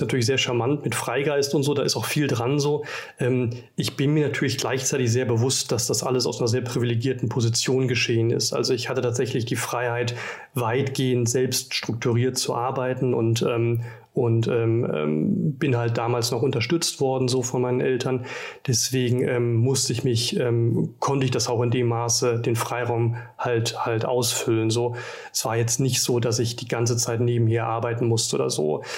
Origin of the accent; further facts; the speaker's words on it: Rhineland, Germany; moved away as an adult; ich komme aus dem Rheinland